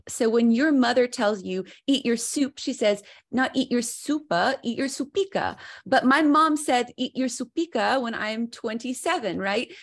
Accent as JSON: {"language": "English", "region": "the South", "country": "United States", "tie": "born or raised there", "said": "growing up in the South where there's a lot of idiomatic language"}